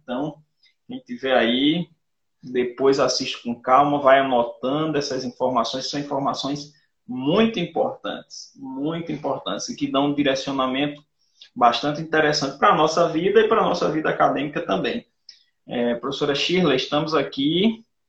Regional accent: Rio Tinto, Paraíba, Brazil; Eu sou de Rio Tinto

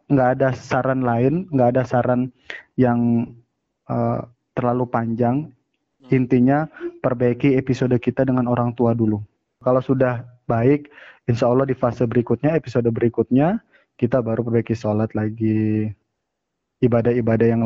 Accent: Bojonegoro, East Java, Indonesia; Ya wes le, kan saya Jawa Mas Rendi kan? Ya benar. Bojonegoro.

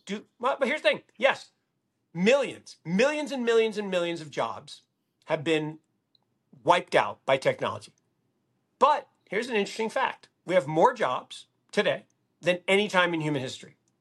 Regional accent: Seattle, Washington, United States; I grew up in Seattle

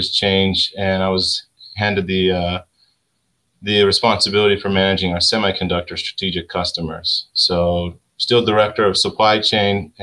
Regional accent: Salt Lake City, Utah, United States; moved away as an adult; now in Connecticut, United States; I'm originally born and raised in Salt Lake City, Utah

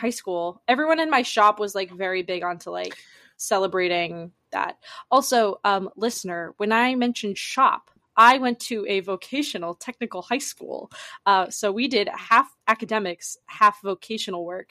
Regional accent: Massachusetts, United States; I'm originally from Massachusetts.

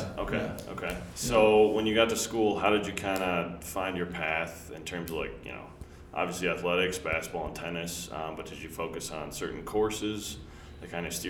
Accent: Minnetonka, Minnesota, United States; especially where I grew up here in Minnetonka.

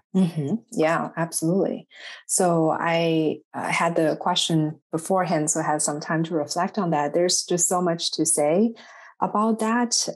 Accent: Shanghai, China; English is a second language; moved away as an adult; also born or lived in Indiana / Chicago; now in United States; I am originally from Shanghai, China.

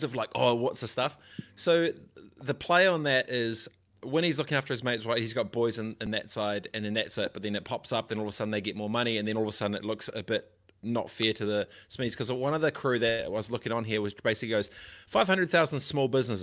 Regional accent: Christchurch, Canterbury, New Zealand; also born or lived in East Coast, Gisborne; I grew up in Aranui, Christchurch.

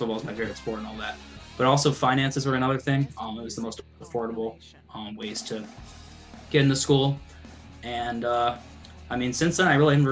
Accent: Raleigh, North Carolina, United States; I'm from Raleigh, North Carolina.

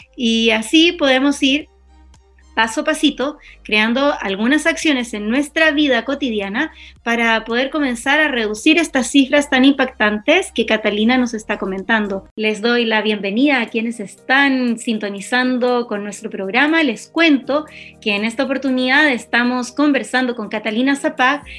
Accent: Chile

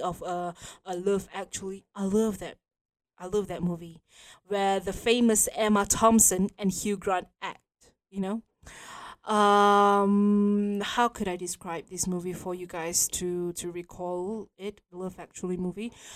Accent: Malaysia; we are Malaysian, proud to be Malaysian.

